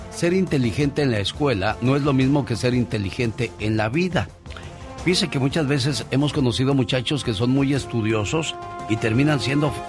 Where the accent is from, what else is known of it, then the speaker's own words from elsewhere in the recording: Cuernavaca, Morelos, Mexico; now in Washington, United States; Un día salí de Cuernavaca, Morelos, pero Cuernavaca, Morelos nunca salió de mí.